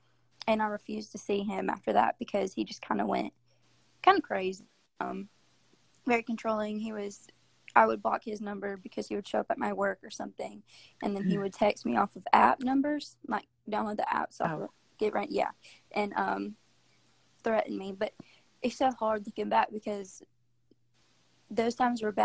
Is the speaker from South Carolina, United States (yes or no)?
yes; Greenville, South Carolina, United States; I've grown up in Greenville, South Carolina